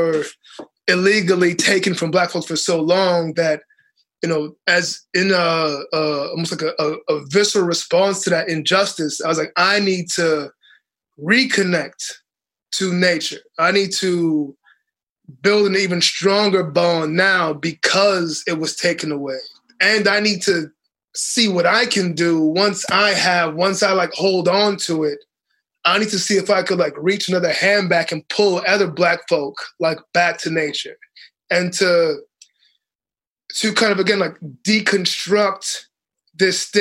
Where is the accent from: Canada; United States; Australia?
United States; Boston, Massachusetts; also born or lived in Dominica; I grew up in Boston, but I grew up with all of my aunties always planting things